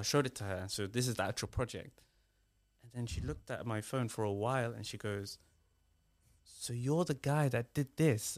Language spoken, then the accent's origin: English; Somalia; now in United Kingdom; I'm British, but I'm originally from Somalia.